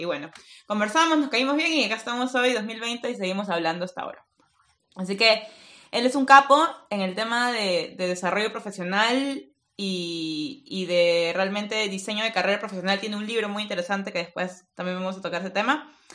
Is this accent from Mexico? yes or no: no; Peru; now in Finland; soy peruana